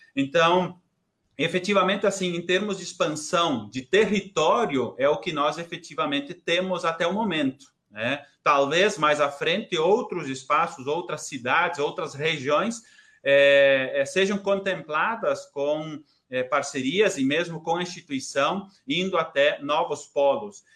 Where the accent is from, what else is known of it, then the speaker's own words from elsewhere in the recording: São João do Oeste, Santa Catarina, Brazil; sou de São João do Oeste, do interior, os pais moram aí